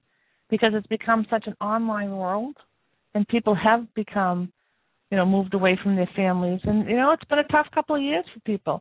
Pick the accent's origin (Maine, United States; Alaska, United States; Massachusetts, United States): Massachusetts, United States; Boston; I was brought up in Boston, surrounded by family and friends